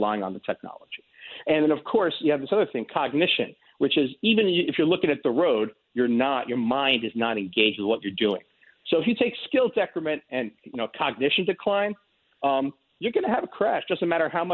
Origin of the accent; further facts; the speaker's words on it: New York, United States; a New Yorker